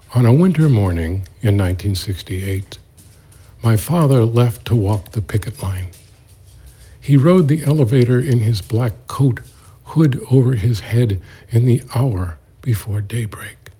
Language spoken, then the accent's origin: English; New York City, New York, United States; born and raised in the East New York section of Brooklyn and the Linden projects in my case